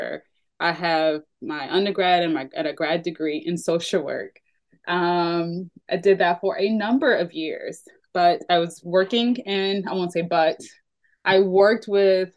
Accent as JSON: {"language": "English", "town": "Atlanta", "region": "Georgia", "country": "United States", "tie": "born or raised there", "said": "I'm born and raised here in the South, and my family has lived here for generations"}